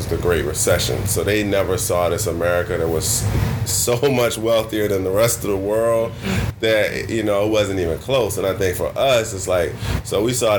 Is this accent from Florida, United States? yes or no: no; Mechanicsville, Virginia, United States; also born or lived in Richmond, Virginia; So I grew up in Richmond. Actually, outside of it, I grew up in Mechanicsville, technically. Went to school in Richmond